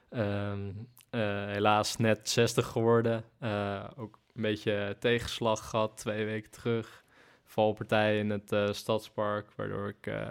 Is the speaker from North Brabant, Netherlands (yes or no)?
no; Zeeland, Netherlands; Nou ja, eigenlijk oorspronkelijk dus in Zeeland zat ik bij een sprintcoach.